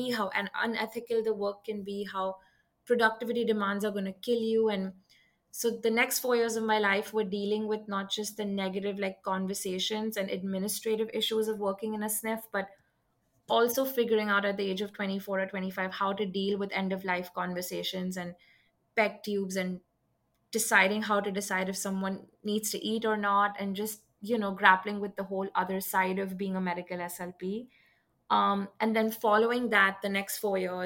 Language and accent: English; Mumbai, Maharashtra, India; moved away as an adult; now in United States; I'm from Mumbai, India. That's where I grew up and spent the first 20 years of my life.